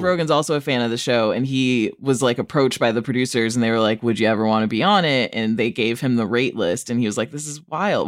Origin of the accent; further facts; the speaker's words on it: Rockford, Illinois, United States; my hometown, Rockford, Illinois